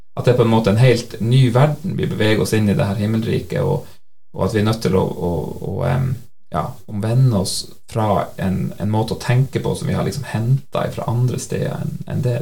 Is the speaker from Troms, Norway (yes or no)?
yes; Senja, Troms, Norway; now in Nærbø, Norway; jeg kommer fra Senja i Nord-Norge, så eh, bor jeg altså her på Nærbø